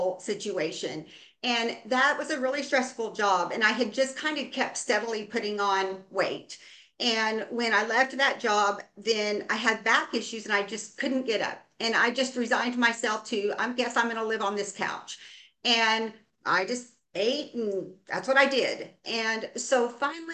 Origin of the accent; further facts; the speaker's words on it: Oregon, United States; I am from Oregon. I live in the Willamette Valley